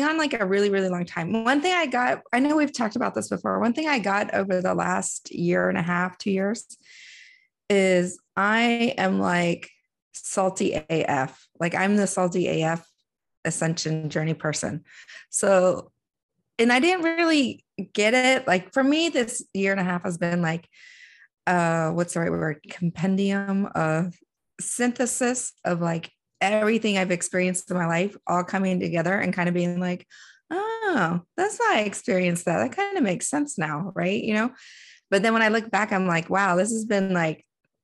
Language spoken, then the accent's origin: English; DC area, Northern Virginia, United States; I grew up in Northern Virginia in DC area